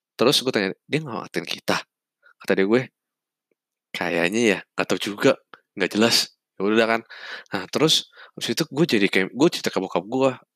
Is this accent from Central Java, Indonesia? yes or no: no; Jakarta, Indonesia; gue kan asli Jakarta nih orang Jakarta